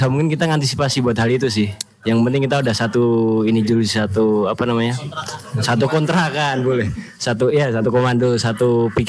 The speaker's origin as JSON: {"language": "Indonesian", "town": "Wonogiri", "region": "Central Java", "country": "Indonesia", "tie": "born or raised there", "lives_now": "Yogyakarta, Indonesia", "said": "Kan kok saya aslinya Wonogiri."}